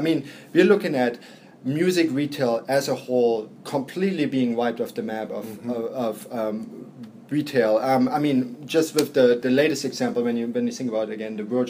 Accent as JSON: {"language": "English", "region": "Berlin", "country": "Germany", "tie": "born or raised there", "moved": "yes", "lives_now": "New York, United States", "said": "I grew up in Berlin. We see it here in New York."}